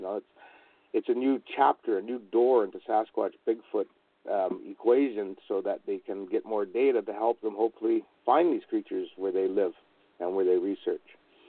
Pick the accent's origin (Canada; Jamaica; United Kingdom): Canada; I'm a Canadian Indian